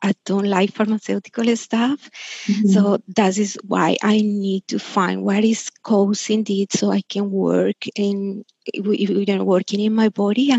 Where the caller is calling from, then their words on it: Australia; I'm calling from Australia